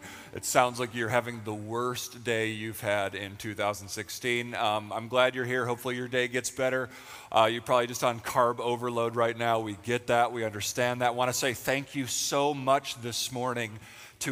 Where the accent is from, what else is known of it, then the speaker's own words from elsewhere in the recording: Western New York, United States; moved away as an adult; now in Pennsylvania, United States; We actually got married and moved to Pennsylvania. We're from Western New York